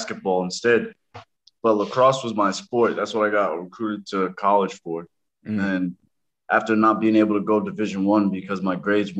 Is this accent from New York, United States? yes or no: yes; New York City, New York, United States; moved away as an adult; also born or lived in Brooklyn; now in New Hampshire, United States; I'm from New York City. I was born in Brooklyn, raised in Spanish Harlem